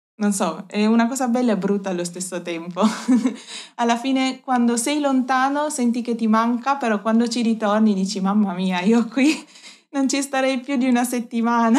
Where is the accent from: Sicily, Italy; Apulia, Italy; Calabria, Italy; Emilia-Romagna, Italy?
Apulia, Italy; moved away as an adult; also born or lived in Davis, California, United States; now in Uruguay; io sono della Puglia, del sud Italia